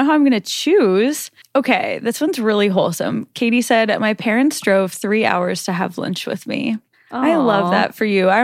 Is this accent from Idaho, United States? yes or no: no; Nebraska, United States; I'm from Nebraska